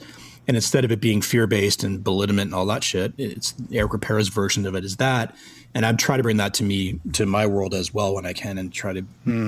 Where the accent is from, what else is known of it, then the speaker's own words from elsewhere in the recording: Toronto, Ontario, Canada; moved away as an adult; now in Los Angeles, United States; It's Toronto, man. That's my hometown. That's where I, started my career. And all my family's there.